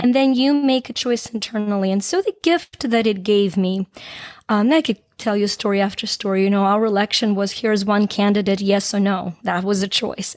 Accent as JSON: {"language": "English", "country": "Ukraine", "tie": "born or raised there", "moved": "yes", "said": "I grew up in Ukraine back when it was a part of the Soviet Union. Um, I left shortly after it became independent."}